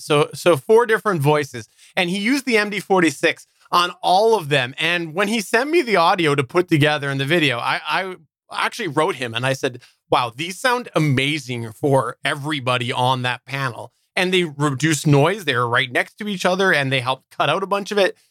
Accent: Canada; I'm Canadian

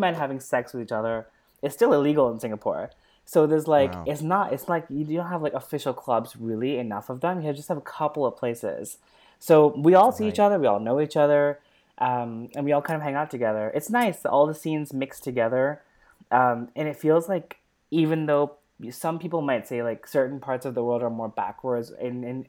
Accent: California, United States; moved away; also born or lived in Berkeley, California; I grew up in California. I'm a California girl

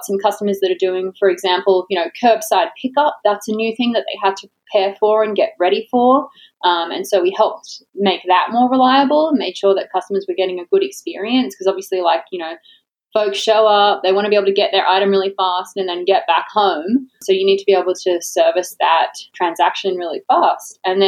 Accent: Australia; now in Florida, United States; I'm Australian. I live in Florida, the most Australian place

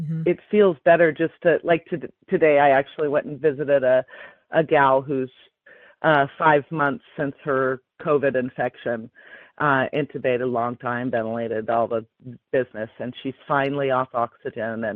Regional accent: Seattle, Washington, United States; I am a third generation Seattleite, always lived in Seattle, always lived in the middle of the city

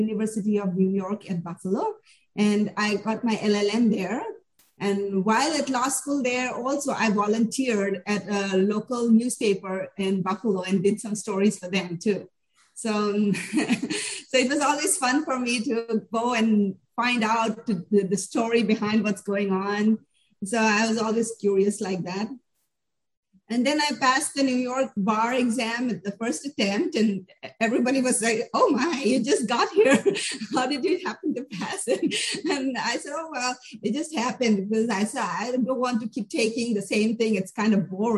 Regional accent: India; moved away as an adult; also born or lived in New Delhi; now in United States; I come from India.

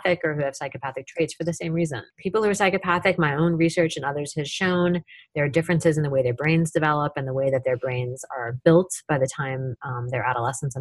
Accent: Tacoma, Washington, United States; my hometown of Tacoma, Washington

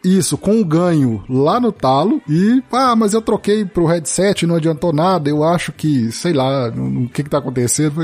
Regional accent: Sete Lagoas, Minas Gerais, Brazil; da minha terra natal, eu sou de Sete Lagoas

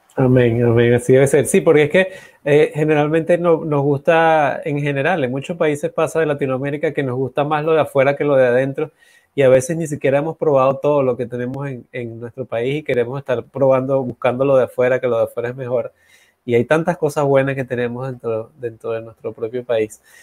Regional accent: Venezuela; moved away as an adult; now in Dominican Republic; yo también soy, vengo de allá de Venezuela, tengo ya cuatro años, voy para acá, a estar acá en República Dominicana. Eh, por lo tanto, Venezuela es mi cuna, mi casa

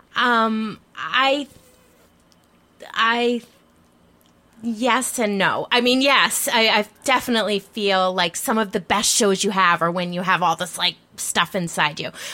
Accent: Philadelphia, Pennsylvania, United States; I'm from Philadelphia

